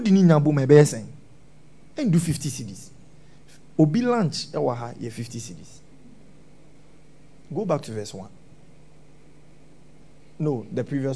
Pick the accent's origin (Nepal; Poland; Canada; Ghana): Ghana; We are Zongo boys. Yeah, we come from the Zongo